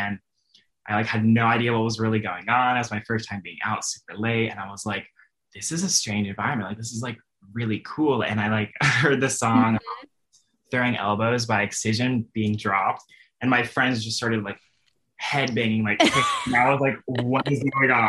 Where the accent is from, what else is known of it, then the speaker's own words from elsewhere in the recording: Florida, United States; born and raised in Florida